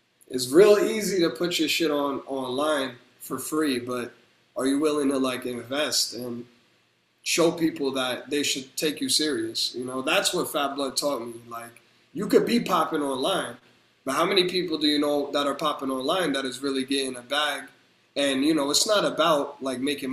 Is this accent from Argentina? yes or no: no; New Jersey, United States; I'm from Jersey